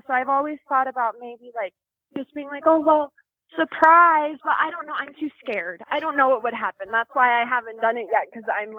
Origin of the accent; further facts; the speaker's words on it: Denver, Colorado, United States; I'm from Denver, Colorado.